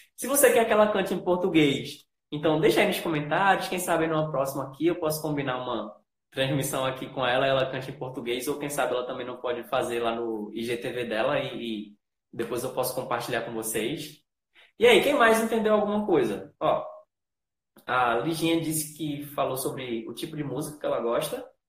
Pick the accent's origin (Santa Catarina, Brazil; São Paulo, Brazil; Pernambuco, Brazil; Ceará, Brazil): Pernambuco, Brazil; Recife; eu não só sou brasileiro, eu sou nordestino. Eu sou aqui do Recife